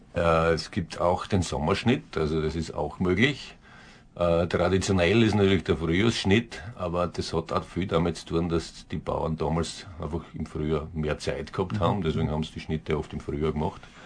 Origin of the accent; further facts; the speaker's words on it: southern Styria, Austria; bei uns in der Südsteiermark unten